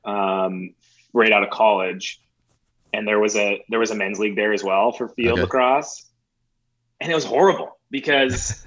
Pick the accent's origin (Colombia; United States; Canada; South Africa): Canada; Calgary, Alberta; I grew up in Calgary, so we had the Roughnecks